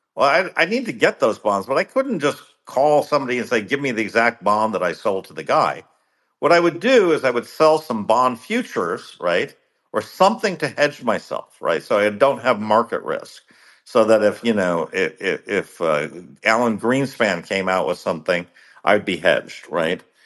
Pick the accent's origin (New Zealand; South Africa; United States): United States; as an American